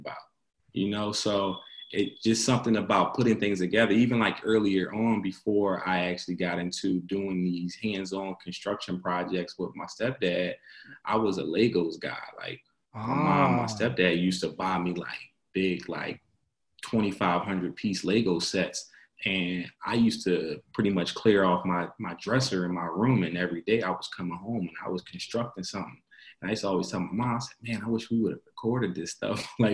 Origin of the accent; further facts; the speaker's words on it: Philadelphia, Pennsylvania, United States; So I'm from Philadelphia originally. I grew up in between pretty much a combination of uptown West Oak Lane area and down West Philly